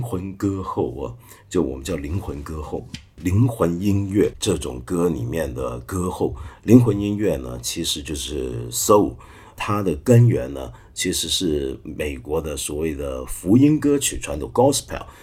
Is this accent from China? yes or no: no; Taiwan; moved away; also born or lived in Hong Kong; 我小时候在台湾呢，我们家是天主教家庭